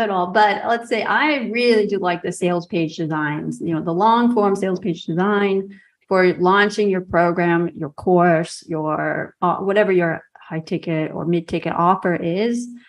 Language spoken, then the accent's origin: English; United States; moved away as an adult; also born or lived in Milan, Italy / Rome, Italy; now in Riga, Latvia; what I grew up with in the United States